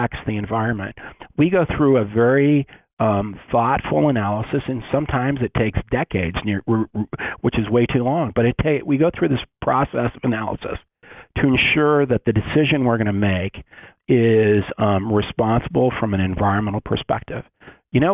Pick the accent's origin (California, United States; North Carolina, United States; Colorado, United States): Colorado, United States; Western; I grew up in Western Colorado